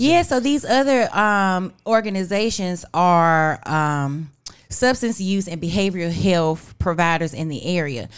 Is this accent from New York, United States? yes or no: no; Weldon, North Carolina, United States; I'm on team one fifty-eight 'cause I'm from Weldon.